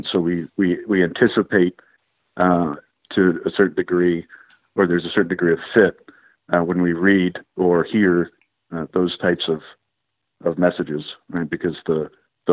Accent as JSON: {"language": "English", "region": "Maine", "country": "United States", "tie": "born or raised there", "said": "I grew up in Maine"}